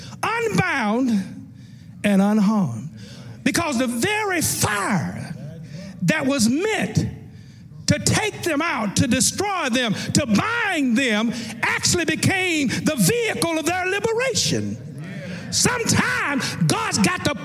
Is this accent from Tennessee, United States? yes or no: yes; Tennessee, United States; the little church I grew up in Tennessee